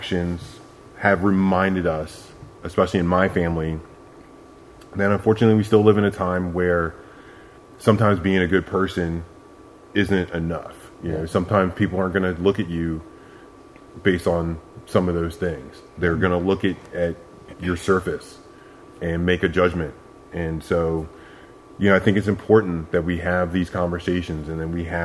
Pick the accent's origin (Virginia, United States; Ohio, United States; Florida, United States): Virginia, United States; Northern; I grew up in Northern Virginia.